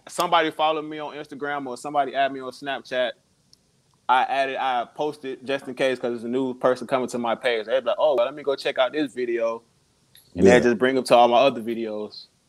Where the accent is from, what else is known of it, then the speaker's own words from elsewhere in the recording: Chicago, Illinois, United States; also born or lived in South Carolina; now in Columbia, United States; I'm from Chicago. I uh moved to South Carolina like a couple years ago.